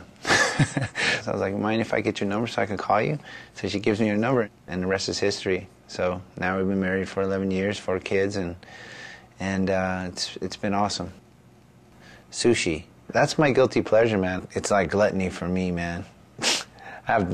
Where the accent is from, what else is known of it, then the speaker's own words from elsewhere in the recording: Northern California, United States; moved away as an adult; also born or lived in Stillwater, Oklahoma; I'm from Northern California